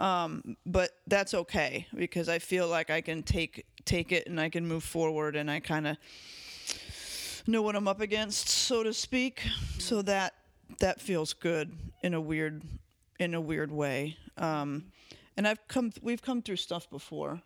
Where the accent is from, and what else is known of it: United States